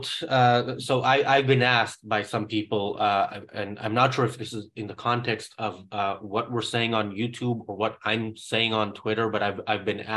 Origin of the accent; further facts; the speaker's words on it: Israel; I grew up in Israel